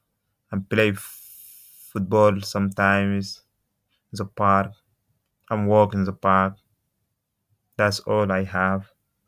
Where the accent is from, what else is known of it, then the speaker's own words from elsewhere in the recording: Sudan; English is a second language; moved away as an adult; also born or lived in Belgium / Leeds; now in United Kingdom; I'm come from Sudan. And I had 3 years in the Leeds. And I left to my country for 4 years